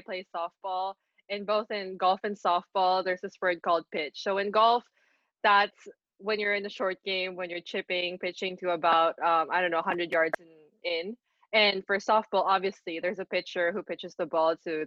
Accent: Philippines; moved away as an adult; also born or lived in San Francisco, California / Fullerton, California / Nottingham, United Kingdom; I was born in San Francisco, California. I grew up in the Philippines, but throughout my life, I was traveling a lot for golf

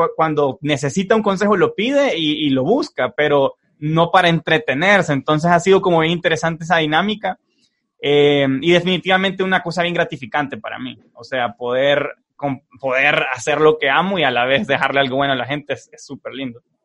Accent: El Salvador

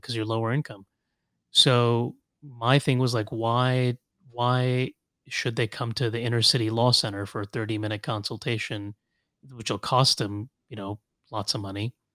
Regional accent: Los Angeles, California, United States; also born or lived in Kuwait; now in Washington, D.C., United States; I grew up in Los Angeles, went to U C L

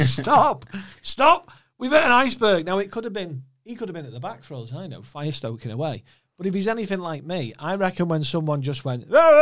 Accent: Warrington, North West England, United Kingdom; also born or lived in Liverpool (family) / Chester; I'm from Warrington. But all my mum and dad's family are from Liverpool.

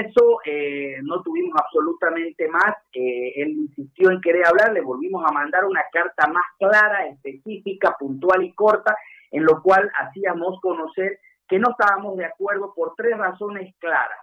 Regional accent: Santa Cruz, Bolivia; a los cruceños

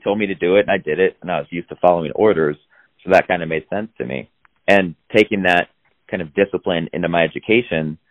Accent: Iowa, United States; I grew up in Iowa, kind of with cornfields in my backyard

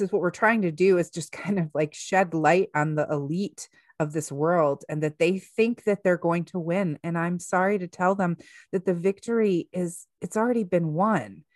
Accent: United States; here we are as American citizens

